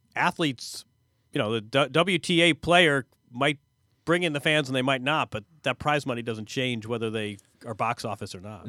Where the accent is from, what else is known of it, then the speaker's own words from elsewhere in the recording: Bloomington, Indiana, United States; moved away; my hometown, Bloomington, Indiana